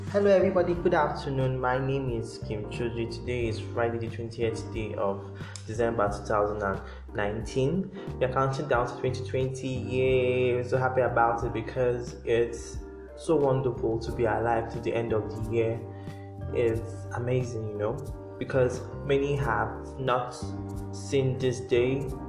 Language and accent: English; Nigeria; as Nigerian